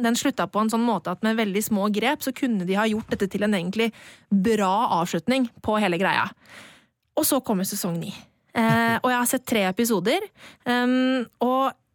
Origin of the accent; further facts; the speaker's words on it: Bærums Verk, Akershus, Norway; så gikk vi på lekebutikken på Bærums Verk, der jeg er fra